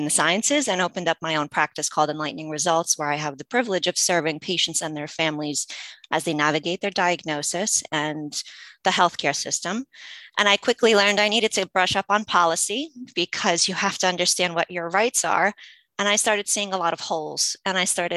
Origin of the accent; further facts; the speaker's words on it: United States; English is a second language; I've been navigating U.S. healthcare since I was a kid. And just some background, I didn't speak English as a child